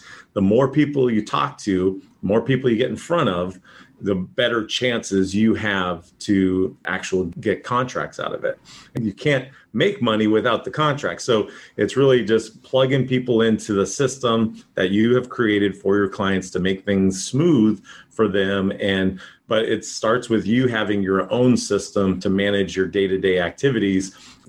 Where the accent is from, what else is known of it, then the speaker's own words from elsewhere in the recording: Boston, Massachusetts, United States; now in San Diego, United States; I am from the San Diego market, originally from Boston, moved out here 1984